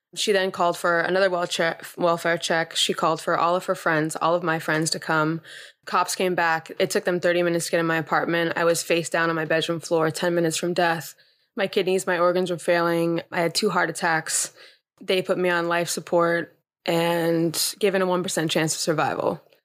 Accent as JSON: {"language": "English", "town": "Los Angeles", "region": "California", "country": "United States", "tie": "born or raised there", "said": "I grew up in Los Angeles"}